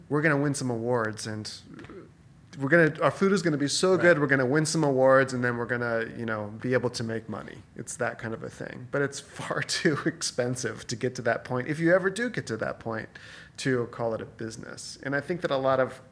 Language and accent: English; Reno, Nevada, United States; moved away; I grew up in Reno.